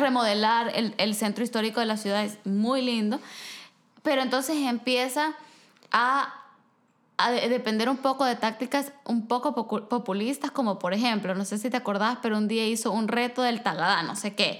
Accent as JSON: {"language": "Spanish", "country": "El Salvador", "moved": "yes", "lives_now": "Vancouver, Canada", "said": "yo soy del Salvador"}